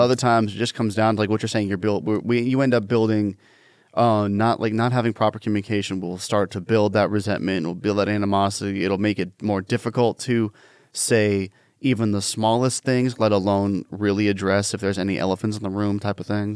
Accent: Washington, United States; I'm from Washington State and people think I'm from California

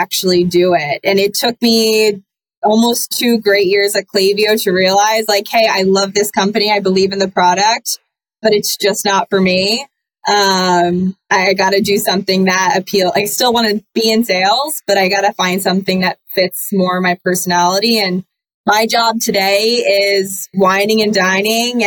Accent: Annapolis, Maryland, United States; moved away as an adult; also born or lived in Boston; I'm from Annapolis, Maryland

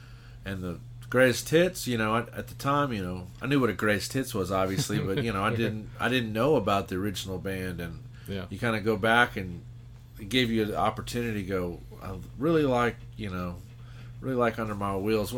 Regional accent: San Antonio, Texas, United States; I was born in San Antonio, which is the kind of quote-unquote heavy metal rock and roll capital of the world. It's like the first place … ever played outside of Canada. … was huge in San Antonio.

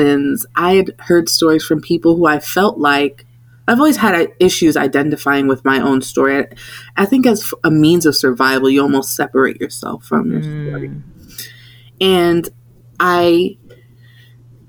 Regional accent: South Florida, United States; moved away as an adult; now in Washington, DC, United States; living and growing up in South Florida

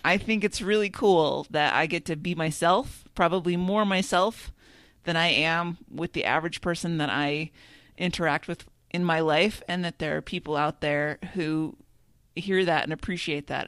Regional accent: Minnesota, United States; as a Minnesotan

